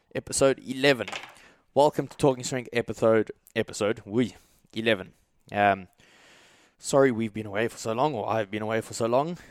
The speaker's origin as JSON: {"language": "English", "country": "South Africa", "also_born_or_lived": "Australia", "moved": "yes", "said": "being from South Africa"}